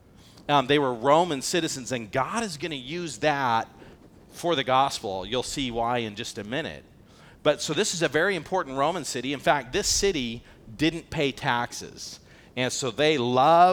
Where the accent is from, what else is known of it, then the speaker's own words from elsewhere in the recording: United States; I'm an American.